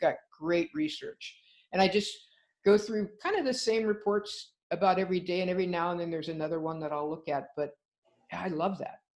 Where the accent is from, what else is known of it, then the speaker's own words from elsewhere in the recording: California, United States; as a Californian